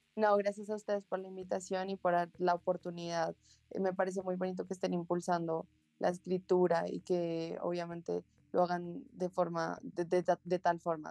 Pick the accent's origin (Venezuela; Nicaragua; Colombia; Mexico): Colombia; Bogotá; yo soy de Bogotá, Colombia y llevo viviendo toda mi vida acá